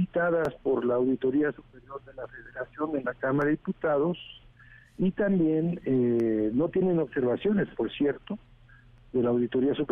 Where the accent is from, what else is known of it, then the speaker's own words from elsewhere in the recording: Mexico; que somos todos los mexicanos que estamos buscando justicia.